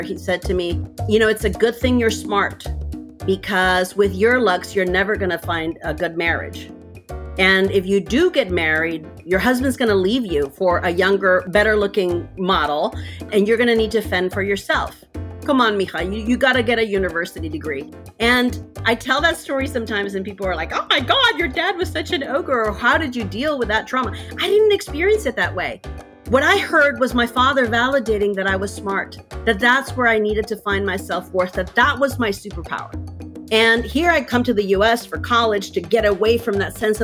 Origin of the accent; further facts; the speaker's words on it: Mexico; moved away; I grew up in Mexico